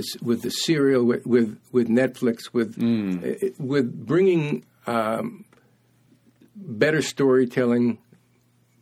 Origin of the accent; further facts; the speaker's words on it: New York City, New York, United States; moved away as an adult; now in San Francisco, United States; I grew up in Flatbush.